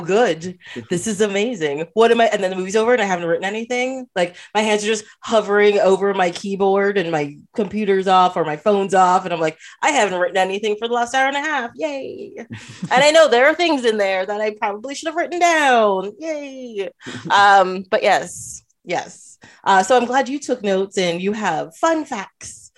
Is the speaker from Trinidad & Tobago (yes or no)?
yes; Trinidad & Tobago; moved away; I am from Trinidad